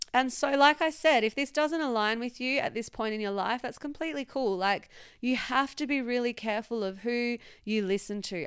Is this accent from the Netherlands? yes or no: no; Western Australia, Australia; moved away; it all started, I guess, in a small country town in, uh, Western Australia